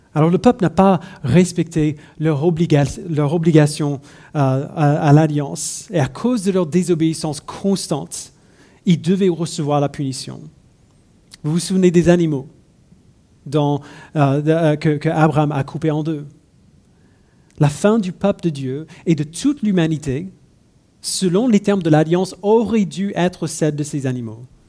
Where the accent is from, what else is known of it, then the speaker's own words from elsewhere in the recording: United States; French is a second language; now in France; je suis né et j'ai grandi euh, aux États-Unis.